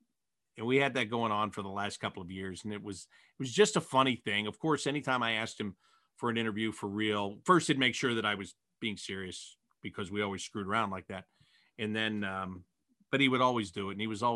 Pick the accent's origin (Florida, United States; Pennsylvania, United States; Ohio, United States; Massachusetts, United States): Ohio, United States; Cleveland; I'm from Cleveland and I know sports heartbreak.